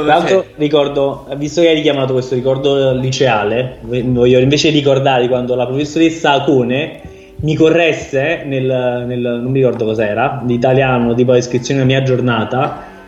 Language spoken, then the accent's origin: Italian; Naples, Campania, Italy; Io sono della rinomata zona dei Camandoli.